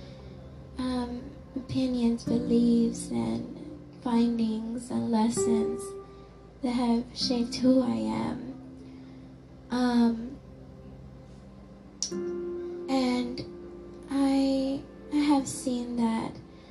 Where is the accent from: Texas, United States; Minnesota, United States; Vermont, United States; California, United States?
Texas, United States; Dallas; I have grew up in the city of Dallas, and it's my hometown. I was also born in Parkland Hospital in downtown Dallas